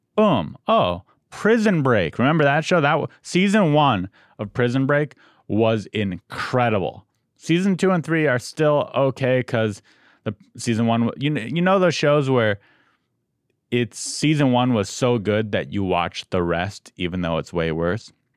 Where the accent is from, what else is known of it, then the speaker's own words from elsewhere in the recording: San Diego, California, United States; moved away as an adult; also born or lived in Santa Cruz; now in Los Angeles, United States; I'm from San Diego